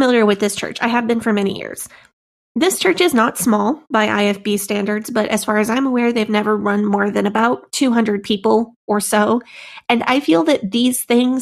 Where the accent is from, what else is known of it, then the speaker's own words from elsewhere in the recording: St. Louis, Missouri, United States; the church that I grew up in the St. Louis area.